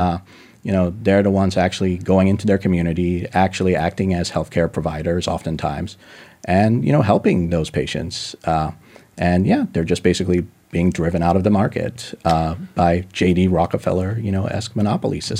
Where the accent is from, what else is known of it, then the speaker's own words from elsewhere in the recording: Denver, Colorado, United States; my family's Russian. Uh, I was born in, just in Denver